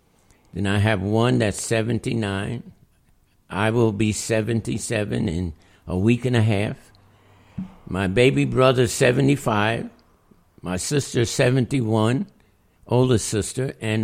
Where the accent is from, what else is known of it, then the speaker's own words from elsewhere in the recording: Albany, New York, United States; also born or lived in Latham, New York; My family grew up here in Albany, New York. I was born in 1940. I was born on Bleecker Street, 50 Bleecker Street in Albany. It doesn't exist now.